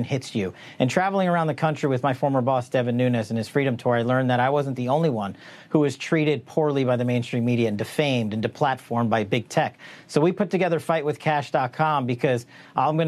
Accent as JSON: {"language": "English", "town": "Garden City", "region": "New York", "country": "United States", "tie": "born or raised there", "also_born_or_lived": "Queens, New York", "said": "spent most of my upbringing in Garden City as a fellow Garden City Trojan."}